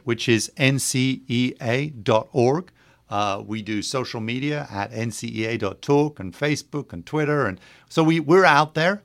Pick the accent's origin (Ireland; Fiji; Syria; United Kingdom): United Kingdom; England; moved away as an adult; now in Maryland, United States; I'm from England originally, uh, went to Catholic schools there and then came to the United States, uh, right after high school